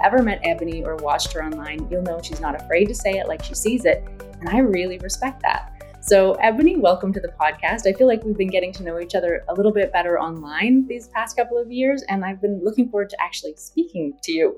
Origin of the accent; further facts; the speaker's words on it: Canada; I'm Canadian